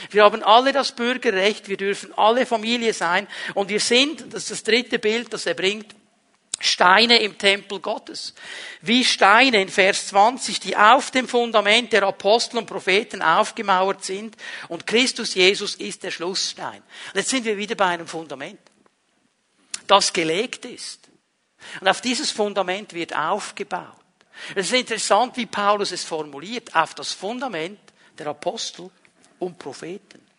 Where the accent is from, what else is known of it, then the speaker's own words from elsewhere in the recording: Zurich, Switzerland; in dem Dorf, wo ich aufgewachsen bin, ist ein kleineres Bauerndorf im Kanton Zürich. Ähm, meine Großeltern haben da ein Haus gebaut